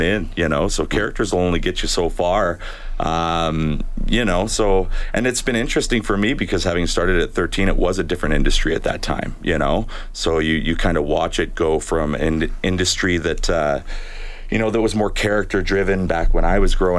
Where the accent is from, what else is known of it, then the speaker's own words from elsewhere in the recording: Edmonton, Alberta, Canada; I'm from Edmonton here.